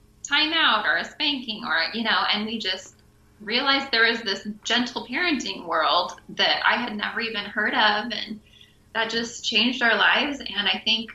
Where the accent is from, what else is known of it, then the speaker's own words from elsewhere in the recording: Pacific Northwest, United States; moved away as an adult; now in Maui, United States; We grew up in the Pacific Northwest, and then a few years into marriage, 11 years ago, we made the move out to Maui